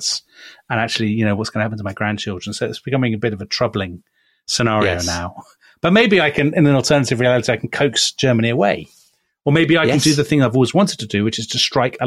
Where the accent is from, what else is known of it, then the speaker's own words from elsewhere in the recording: United Kingdom; we are British